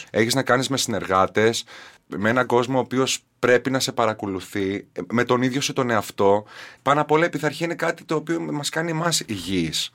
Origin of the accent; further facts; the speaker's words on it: Katerini, Central Macedonia, Greece; moved away; Γεννήθηκα και μεγάλωσα στην Κατερίνη